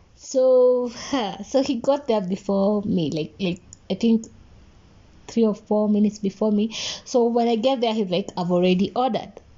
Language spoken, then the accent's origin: English; Nakuru, Nakuru County, Kenya; I was in Nakuru. Mm-hmm. Uh, mm. that's my hometown